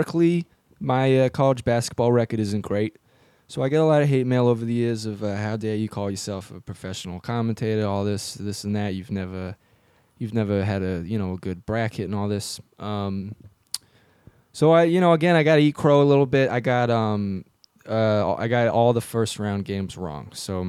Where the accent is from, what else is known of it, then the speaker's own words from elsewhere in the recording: Trenton, New Jersey, United States; I'm a Rust Belt sympathizer, you know. I grew up near Trenton